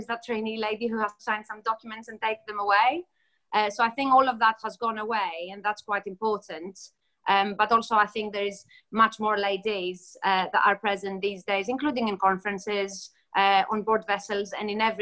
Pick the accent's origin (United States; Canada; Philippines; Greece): Greece; moved away as an adult; now in United Kingdom; I come from Greece originally. I grew up in Greece and then I came over to the UK to study.